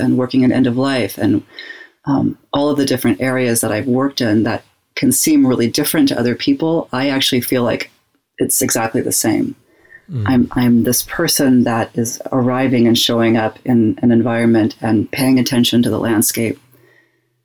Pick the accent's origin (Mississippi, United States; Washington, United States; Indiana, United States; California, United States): Washington, United States; Spokane; moved away as an adult; also born or lived in Sierra Leone; I grew up in Spokane, Washington, which is a very white community, and I had a white family